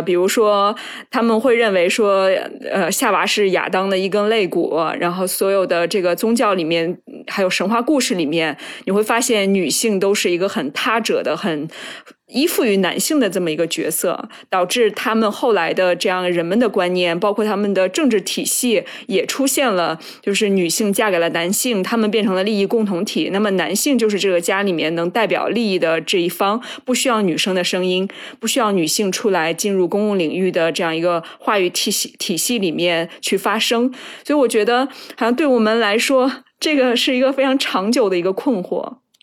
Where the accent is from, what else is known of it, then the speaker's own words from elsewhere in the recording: Shandong, China; moved away; 我小时候是生活在山东嘛